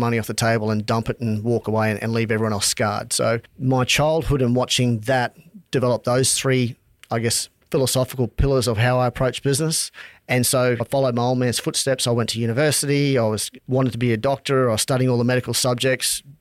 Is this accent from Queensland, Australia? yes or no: yes; Charters Towers, Queensland, Australia; also born or lived in Townsville; Born in Townsville, grew up in Outback Charters Towers